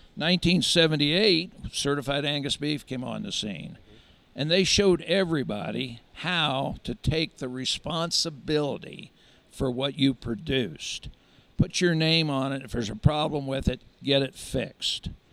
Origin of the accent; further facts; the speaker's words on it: York, Pennsylvania, United States; moved away as an adult; also born or lived in North Platte, Nebraska; now in Lincoln, United States; I actually grew up on a general livestock and crop farm at York, Pennsylvania